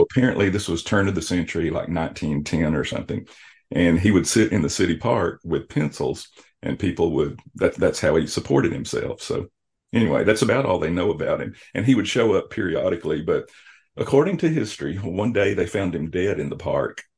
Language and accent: English; South Arkansas, United States; now in Joplin, United States; I'm from South Arkansas